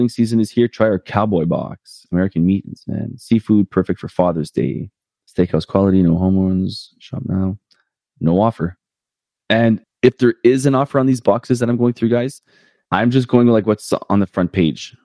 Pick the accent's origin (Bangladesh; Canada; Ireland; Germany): Canada; Winnipeg, Manitoba; now in St. Pierre, Canada; right here in my hometown of Winnipeg